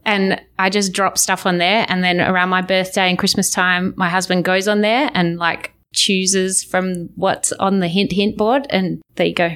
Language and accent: English; Australia; accent: Australian; as an Australian